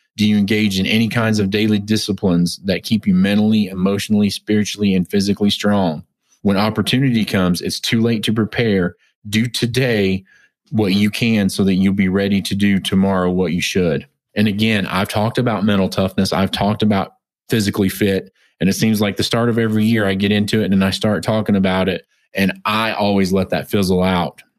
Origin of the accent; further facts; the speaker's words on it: United States; also born or lived in Oklahoma / Texas; growing up in Oklahoma and Texas